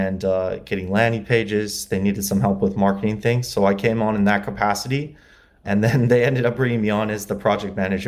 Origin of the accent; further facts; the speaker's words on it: LaGrange, Indiana, United States; moved away as an adult; also born or lived in Muncie, Indiana; now in Los Angeles, United States; I grew up in Indiana, LaGrange, Indiana. It's near South Bend